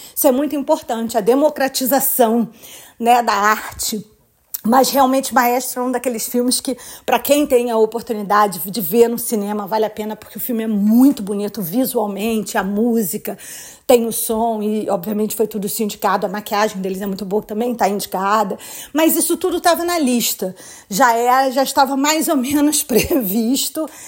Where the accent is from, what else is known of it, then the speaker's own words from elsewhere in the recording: Brazil; now in United States; Eu também vim do Brasil, eu também vim de uma outra cultura